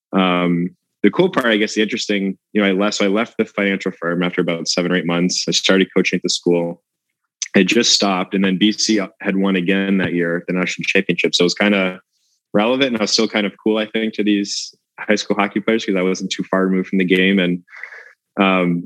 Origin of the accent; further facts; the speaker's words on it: Boston, Massachusetts, United States; I grew up in the Boston area